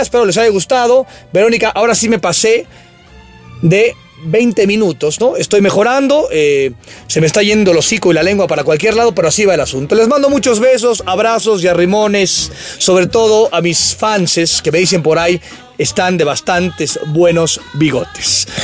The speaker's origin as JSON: {"language": "Spanish", "country": "Mexico", "said": "Soy orgullosamente mexicano"}